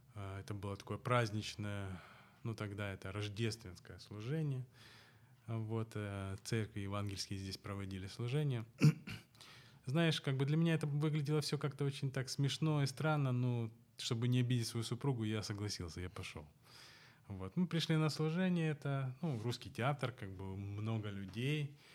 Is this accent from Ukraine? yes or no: yes; Odesa, Odesa Oblast, Ukraine; Я вырос на Молдаванке, а оставшуюся свою жизнь уже проживаю на Таирова